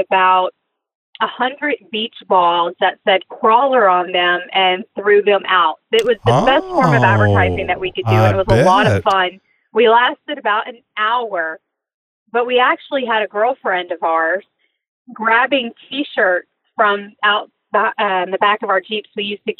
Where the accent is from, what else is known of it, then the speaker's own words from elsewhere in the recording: near Beaumont, Southeast Texas, United States; I grew up in Southeast Texas, a little small town outside of Beaumont